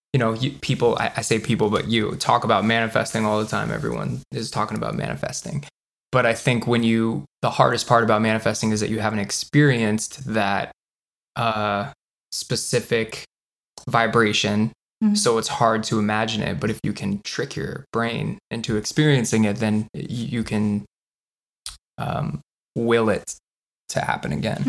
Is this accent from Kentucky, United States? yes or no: no; South Florida, United States; moved away as an adult; also born or lived in Los Angeles; I was born in South Florida, which is basically Cuba or the Bahamas, and moved to Los Angeles when I was 25